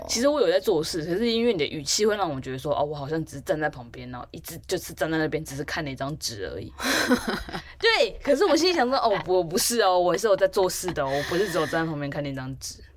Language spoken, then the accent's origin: Chinese; Taipei, Taiwan; 我就是一直都住在台北的田龙人，对，就是住在这样台北且住在家